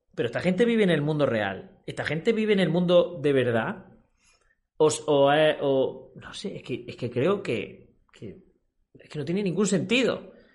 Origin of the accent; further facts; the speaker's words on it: Spain; en mi país, en España